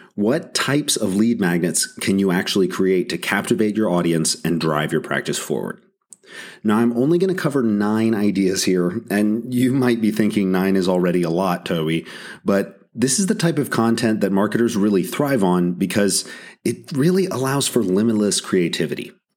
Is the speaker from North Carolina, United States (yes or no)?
yes; North Carolina, United States; my home state of North Carolina